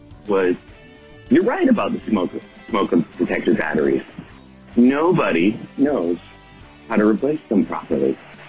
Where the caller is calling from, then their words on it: Canada; I'm calling from Canada.